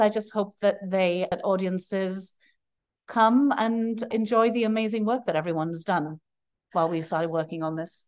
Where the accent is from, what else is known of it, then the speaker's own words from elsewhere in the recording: Wales, United Kingdom; moved away; I'm from Wales originally. Dwi siarad I'm a Welsh speaker. I'm a fluent Welsh speaker.